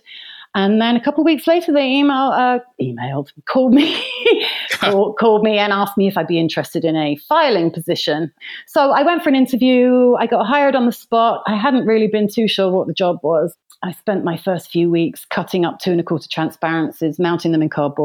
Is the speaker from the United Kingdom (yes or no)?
yes; London, United Kingdom; I was born in London, England, sometime last century, and I left school at 16